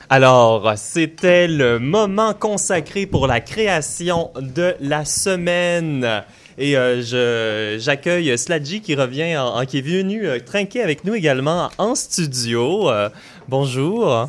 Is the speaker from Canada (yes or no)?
yes; Joliette, Quebec, Canada; On se retrouve environ une 80 personnes euh, chez nous à Joliette